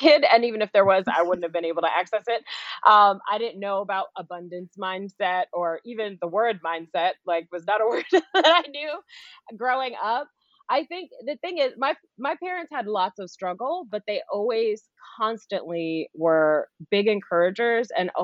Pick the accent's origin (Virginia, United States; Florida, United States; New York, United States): New York, United States; New York City; where I started was in Flushing, Queens, New York. I grew up in New York, Queens girl